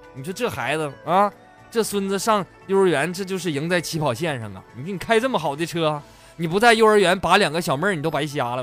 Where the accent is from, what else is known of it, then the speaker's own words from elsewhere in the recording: Northeast China, China; 就是我是东北人呐，这粤语不太标准